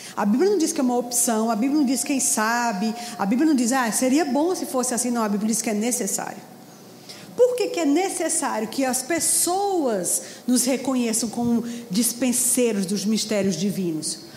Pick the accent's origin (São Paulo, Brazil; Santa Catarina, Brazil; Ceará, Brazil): Ceará, Brazil; lá em Fortaleza. Foi lá que eu me converti, eu sou cearense.